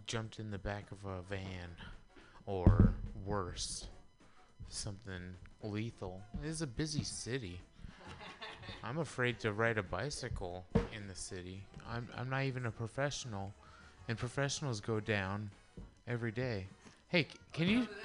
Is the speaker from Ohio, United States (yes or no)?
no; the Bay Area, California, United States; my entire growing up in the Bay